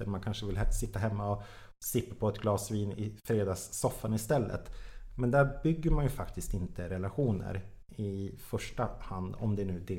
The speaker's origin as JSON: {"language": "Swedish", "town": "Jokkmokk", "region": "Norrbotten County", "country": "Sweden", "lives_now": "Stockholm, Sweden", "said": "Det var precis samma sak när jag flyttade från Jokkmokk till Stockholm. Jag kände typ ingen människa"}